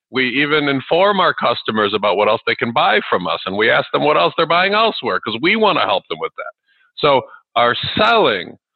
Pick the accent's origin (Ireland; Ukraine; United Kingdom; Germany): Ukraine; also born or lived in Chicago area, United States; now in Chicago, United States; I wasn't born here in the U.S. where I live now. I live in the Chicago area. I was born in Ukraine, which is the former Soviet Union, and we came here with about twenty dollars U.S.